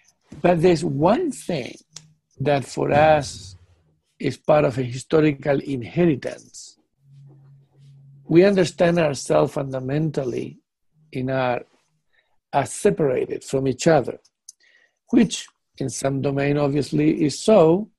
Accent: England, United Kingdom; now in Netherlands; being a British man living in Netherlands, that Netherlands people do not think like British people.

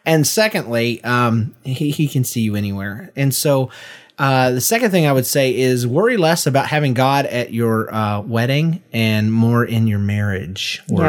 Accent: the South, United States; I don't know. I'm from the South.

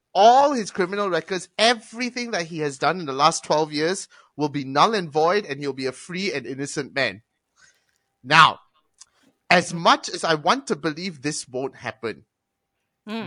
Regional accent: Malaysia; I'm Malaysian

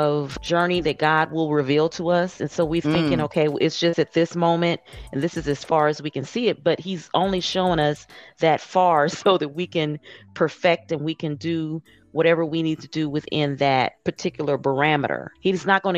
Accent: Indiana, United States; now in Atlanta, United States; I'm originally from Indiana, but I reside now in Atlanta.

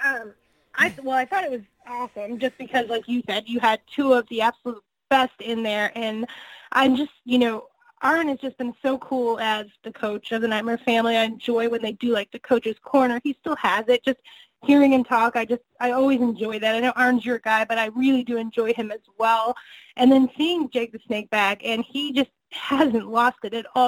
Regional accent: Northwest Indiana, United States; now in Kansas City, United States; I'm originally from Northwest Indiana. I I did all the ROH and like indie shows in the Chicago area back in the day before I moved to Kansas City

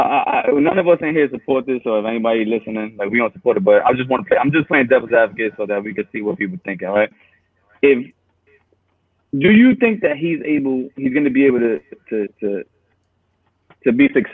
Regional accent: Texas, United States; I'm a Texan.

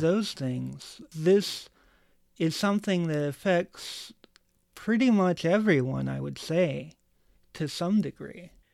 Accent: United States; being an American and living in a country

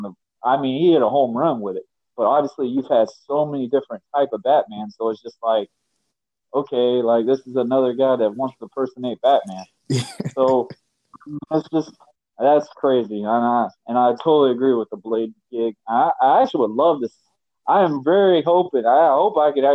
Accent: Yulee, Florida, United States; we're from Yuli, Florida.

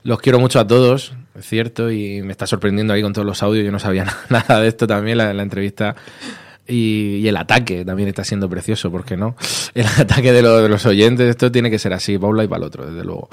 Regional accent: Vega Baja, Valencian Community, Spain; now in Madrid, Spain; muy orgulloso de ser de donde soy, aunque ya casi llevo más años en Madrid, pero la Vega Baja siempre en el corazón

